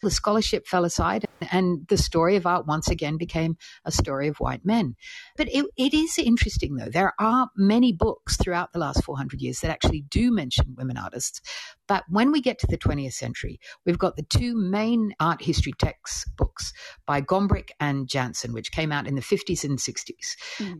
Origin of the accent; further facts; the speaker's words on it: Australia; I'm Australian